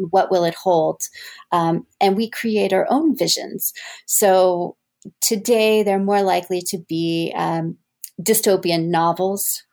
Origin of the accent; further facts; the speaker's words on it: Texas, United States; moved away as an adult; also born or lived in Evanston, Illinois; now in Mississippi, United States; I was born in Texas, and I attended Rice University for my undergraduate degree